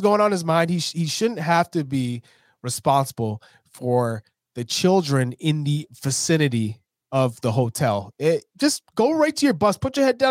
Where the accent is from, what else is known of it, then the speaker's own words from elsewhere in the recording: United States; we're American